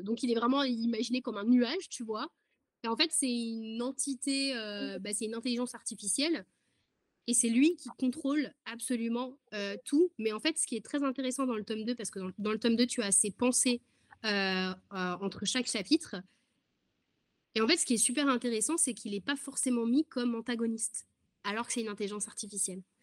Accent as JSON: {"language": "French", "country": "France", "said": "je suis française, j'habite en France"}